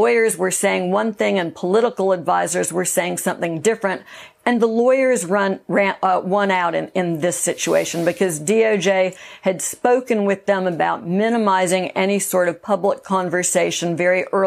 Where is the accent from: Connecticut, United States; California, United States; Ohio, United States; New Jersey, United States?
California, United States; Monterey Park; I grew up in Monterey Park